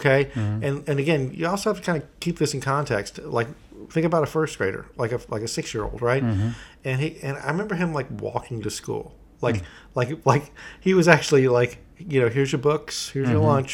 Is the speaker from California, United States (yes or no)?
no; Atlanta, Georgia, United States; I grew up in Atlanta